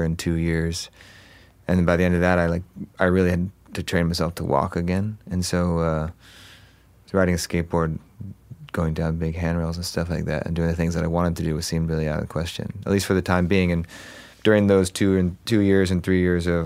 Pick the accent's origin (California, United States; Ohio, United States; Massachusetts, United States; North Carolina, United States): California, United States; Huntington Beach; also born or lived in Los Angeles, California; I grew up in Orange County, so Huntington Beach